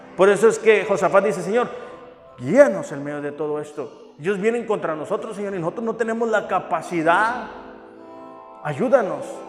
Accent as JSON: {"language": "Spanish", "country": "Mexico", "said": "somos los mexicanos"}